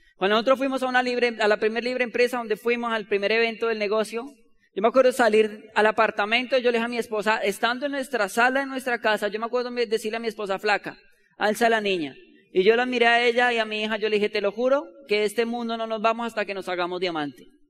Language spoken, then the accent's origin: Spanish; Bogotá, Colombia; Nosotros no somos de Ciudad Bolívar, ¿sabían eso? Pero somos de otra loma igual, vecina